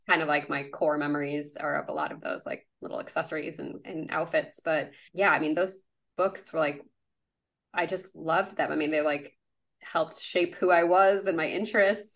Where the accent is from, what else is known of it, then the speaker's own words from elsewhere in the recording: Chicago suburbs, Illinois, United States; I grew up in the Chicago suburbs.